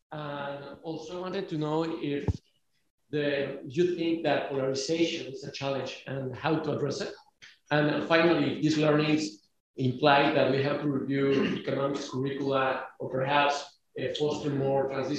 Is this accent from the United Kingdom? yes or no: no; Mexico; moved away; I am from Mexico, and I study health policy.